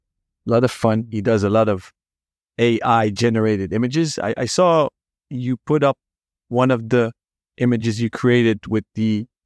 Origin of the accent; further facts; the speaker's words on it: Netherlands; accent: Dutch; English is a second language; So it's maybe my Dutch accent kicking in at the end of my workday here in old Amsterdam.